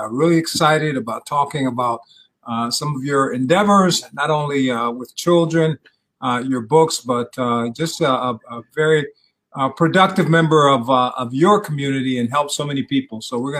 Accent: Austin, Texas, United States; Hey, I grew up in Austin, Texas.

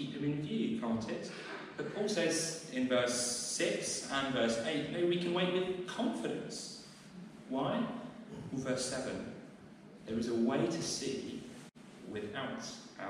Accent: Southampton, South East England, United Kingdom; now in Winchester, United Kingdom; I grew up in Southampton. That used to be my home.

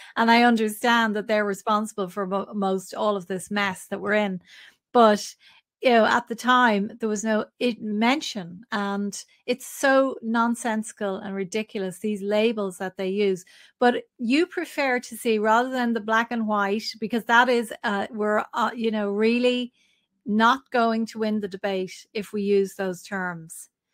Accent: Ireland; we as Irish people

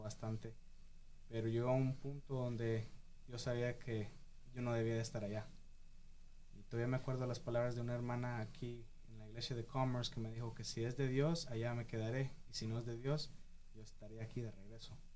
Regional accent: Michigan, United States; moved away as an adult; also born or lived in Maryland; crecí en la iglesia, nací aquí en Michigan, yo iba, bueno, mi familia iba a la iglesia Roca Eterna de Detroit

